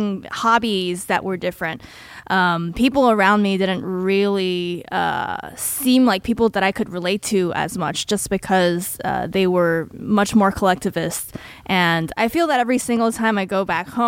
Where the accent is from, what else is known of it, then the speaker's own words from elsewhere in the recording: Taiwan; now in Oakland, United States; I did grow up in Taiwan.